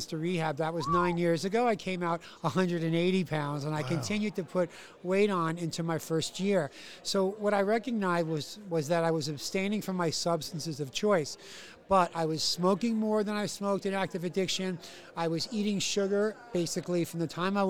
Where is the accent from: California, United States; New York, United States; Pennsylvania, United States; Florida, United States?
New York, United States; New York City; I'm from New York City